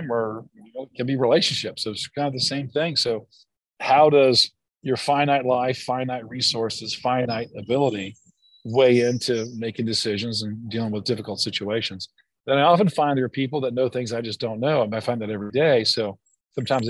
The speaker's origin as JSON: {"language": "English", "town": "Greenville", "region": "South Carolina", "country": "United States", "tie": "born or raised there", "said": "my hometown of Greenville, South Carolina"}